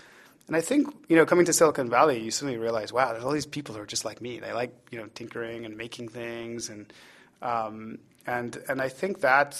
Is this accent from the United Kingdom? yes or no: no; Ireland; accent: Irish; The Irish card. You know, the problem I have is that my accent is getting corrupted. People used to say it was mid-Atlantic, which I think was an apologetic phrase for saying that it's sort of been diluted. Now they're like, are you Irish?